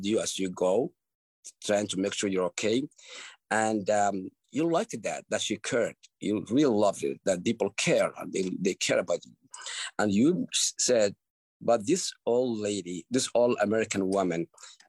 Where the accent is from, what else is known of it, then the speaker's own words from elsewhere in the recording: Somalia; moved away; I grew up in Somalia, and I left it young